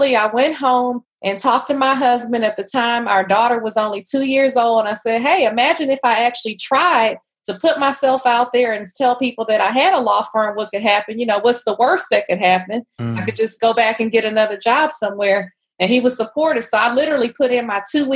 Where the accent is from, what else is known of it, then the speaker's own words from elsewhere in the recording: Houston, Texas, United States; moved away as an adult; also born or lived in Atlanta, Georgia; now in Washington, D.C. area, United States; I grew up in Houston. So I'm actually from Third Ward in Houston.